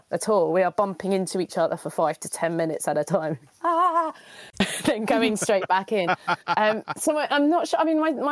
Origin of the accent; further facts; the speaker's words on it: London, United Kingdom; I'm from London.